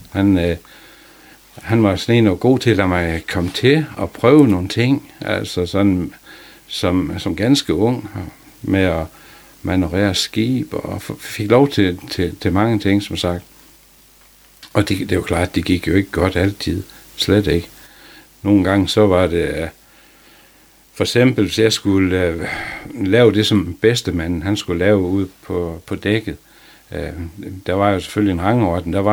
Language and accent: Danish; Lohals, Southern Denmark, Denmark; Jeg kommer fra Lohals og mm, kommer ud af en fiskeslægt.